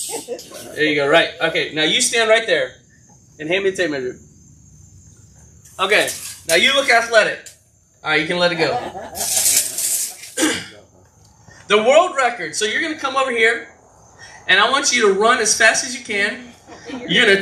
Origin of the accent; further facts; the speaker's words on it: Florida, United States; I'm from Florida